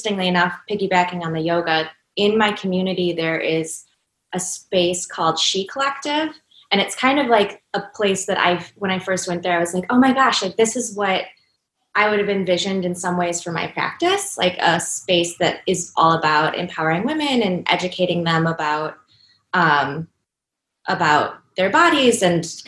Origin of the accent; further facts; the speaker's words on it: Cleveland, Ohio, United States; moved away as an adult; also born or lived in Chicago; this is my hometown